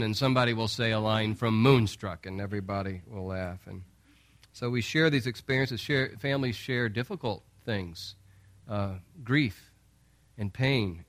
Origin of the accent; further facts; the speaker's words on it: St. Louis, Missouri, United States; moved away; we're from Saint Louis